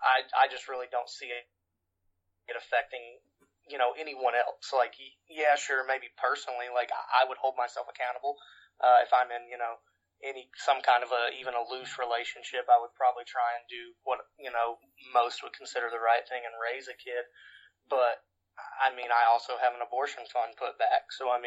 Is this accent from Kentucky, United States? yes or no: yes; Georgetown, Kentucky, United States; also born or lived in Pike County, Kentucky; I'm from Pike County originally, but I mean, I went to high school in Georgetown, which is right outside of Lexington.